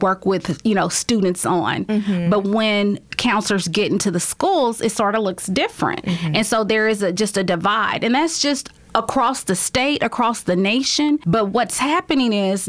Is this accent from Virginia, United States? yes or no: no; Highlands, Texas, United States; also born or lived in Louisiana; I'm a homegrown girl. I was born and raised in Highlands, went to school in Crosby